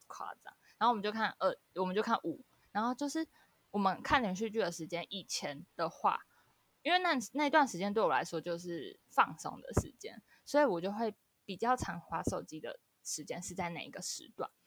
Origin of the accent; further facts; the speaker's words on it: Taiwan; accent: Taiwanese Mandarin; 因为我是会讲台语